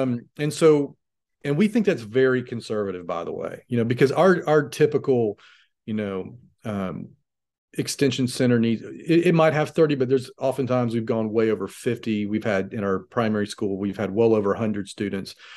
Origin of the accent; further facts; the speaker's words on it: United States; as an American